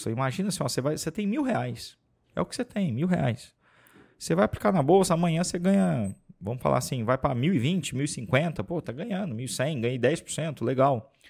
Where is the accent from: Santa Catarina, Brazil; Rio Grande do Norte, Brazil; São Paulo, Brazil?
São Paulo, Brazil; Franca; Para começar, é... nós somos de Franca, a cidade mais mineira do estado de São Paulo.